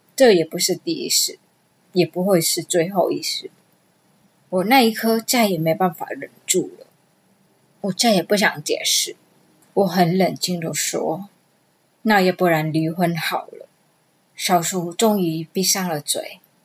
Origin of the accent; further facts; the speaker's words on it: Vietnam; Chinese is a second language; moved away as an adult; now in Taiwan; 二十一岁那一年，我从越南嫁来台湾